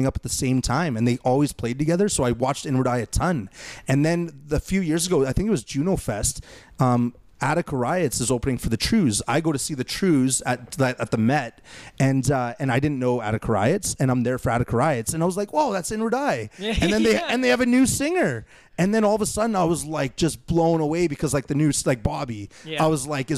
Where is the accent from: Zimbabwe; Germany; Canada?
Canada; Winnipeg, Manitoba; also born or lived in Fort Richmond, Winnipeg; I'm from Transcona, and then I lived in Fort Richmond